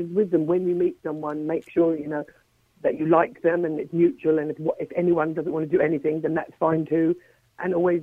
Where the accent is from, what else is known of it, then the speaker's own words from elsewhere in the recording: Ireland; I came from that era, I grew up in Ireland